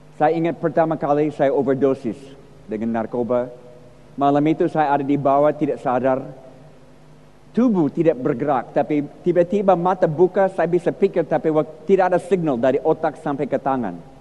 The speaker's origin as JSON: {"language": "Indonesian", "country": "United States", "tie": "born or raised there", "second_language": "Indonesian", "moved": "as an adult", "lives_now": "Indonesia", "said": "Saya lahir di Amerika, empat puluh tahun di Indonesia, tapi lahir di Amerika dalam keluarga yang Kristen"}